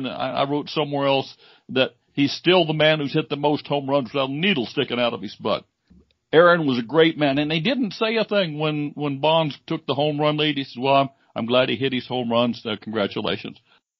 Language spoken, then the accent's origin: English; Illinois, United States; I grew up in Illinois, Cubs fan.